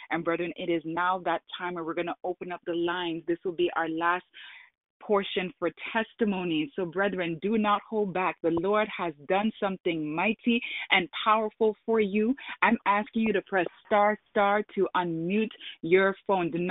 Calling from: India; I'm calling from India.

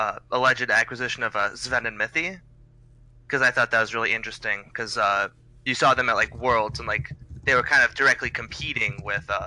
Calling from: East Lansing, Michigan, United States; I'm calling from East Lansing, Michigan

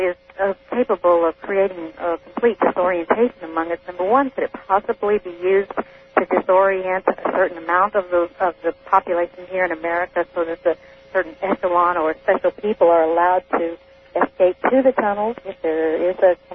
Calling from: Phoenix, Arizona, United States; I'm calling from Phoenix, Arizona.

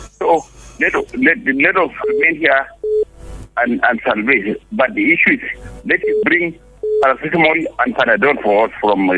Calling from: Canada; Good evening. I'm … from Canada.

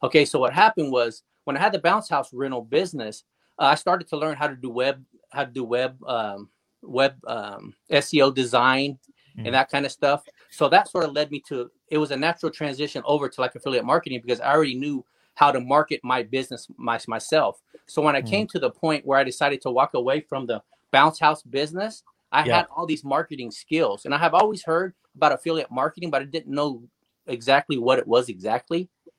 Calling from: Wichita, Kansas, United States; Wichita, Kansas, USA, right in the middle of the country.

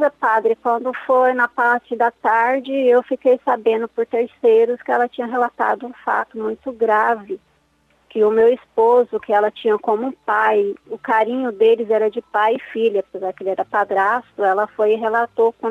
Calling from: Mato Grosso, Brazil; fala do Mato Grosso.

